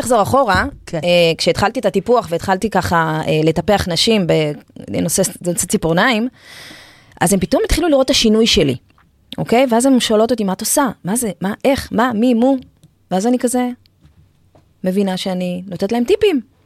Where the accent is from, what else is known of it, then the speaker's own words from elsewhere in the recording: Israel; גדלתי במושב, אני ילדה שביעית